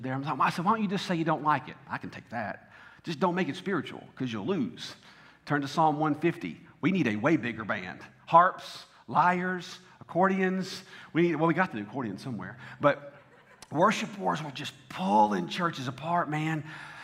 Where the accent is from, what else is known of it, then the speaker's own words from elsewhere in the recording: the South, United States; I am from the South.